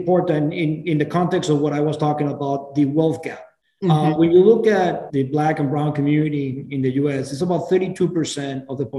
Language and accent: English; Venezuela; moved away as an adult; now in United States; I'm originally from Venezuela.